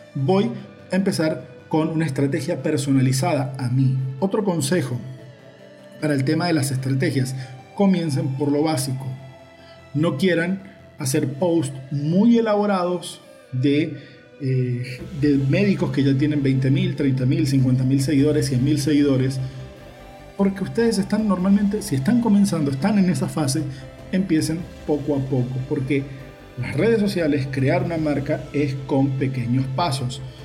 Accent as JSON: {"language": "Spanish", "country": "Uruguay", "moved": "yes", "lives_now": "Valencia, Venezuela", "said": "porque desde que llegué a Venezuela en el 2003 todo el mundo me conoce como …"}